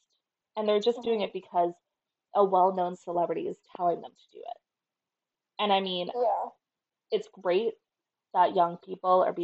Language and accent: English; Canada; we're not American. You know, we're Canadian